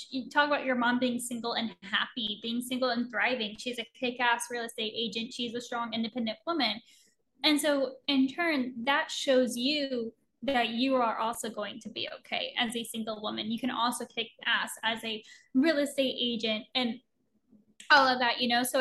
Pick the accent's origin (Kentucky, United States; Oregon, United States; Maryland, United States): Oregon, United States; moved away as an adult; I was 20 when I moved across the country from Oregon to Florida, didn't know anybody.